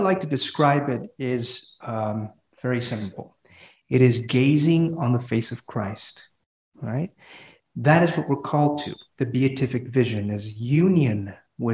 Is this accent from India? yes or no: no; Honduras; now in Fort Worth, United States; I'm from Honduras.